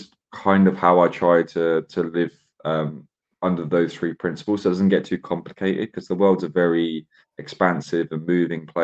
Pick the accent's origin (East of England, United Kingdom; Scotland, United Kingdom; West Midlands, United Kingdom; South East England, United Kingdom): South East England, United Kingdom; Isle of Wight; now in London, United Kingdom; I'm originally from the Isle of Wight, so it's completely 360 to London. The Isle of Wight's population, about 110,000 people. Everyone knows each other.